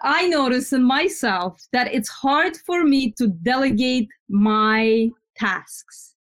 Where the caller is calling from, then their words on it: New Jersey, United States; New Jersey.